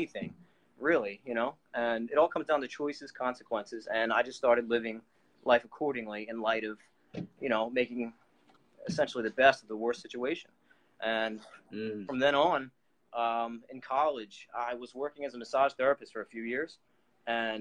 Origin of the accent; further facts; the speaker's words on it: Philadelphia, Pennsylvania, United States; I'm from Philadelphia, United States, Pennsylvania. I was born and raised here